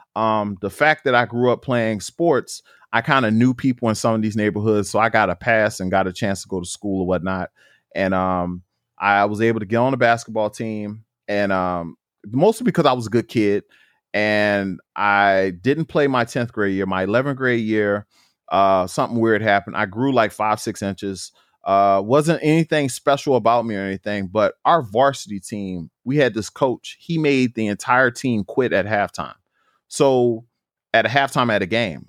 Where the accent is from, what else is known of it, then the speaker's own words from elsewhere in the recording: New Orleans, Louisiana, United States; I grew up in New Orleans, Louisiana, very rough neighborhood.